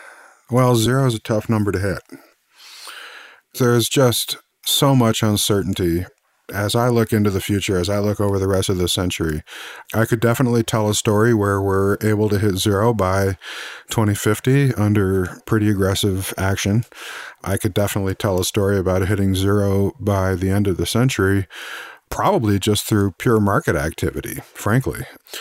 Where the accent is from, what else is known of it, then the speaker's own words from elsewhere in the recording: Missouri, United States; But of course, as we say here in the US, I'm from Missouri, you know, show me.